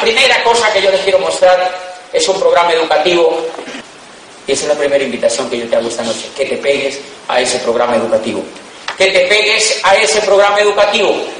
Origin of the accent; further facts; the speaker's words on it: Colombia; also born or lived in Europe; Somos de Colombia